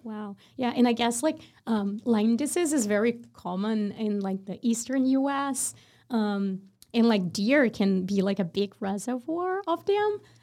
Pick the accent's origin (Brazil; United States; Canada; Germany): Brazil; moved away; I'm from Brazil